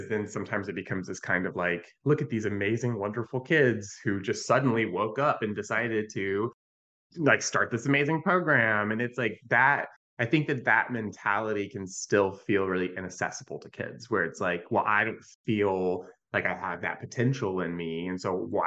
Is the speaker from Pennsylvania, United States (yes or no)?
no; Virginia, United States; I grew up in Virginia.